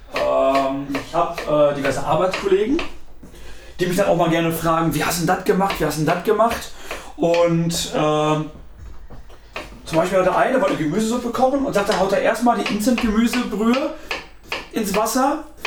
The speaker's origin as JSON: {"language": "German", "region": "North Rhine-Westphalia", "country": "Germany", "said": "bei uns in Westfalen sagen wir ja Bremsklötze"}